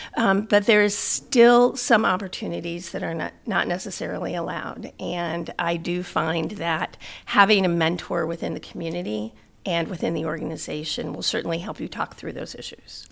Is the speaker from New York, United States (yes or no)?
no; South Bend, Indiana, United States; I was born and raised in South Bend